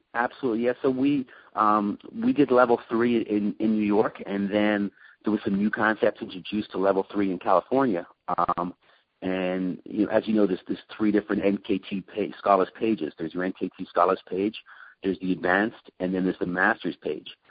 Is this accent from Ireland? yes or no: yes; Dublin, Leinster, Ireland; moved away as an adult; also born or lived in London; now in United States; I am from Dublin in Ireland, uh, and I have been in the United States since the year 2000.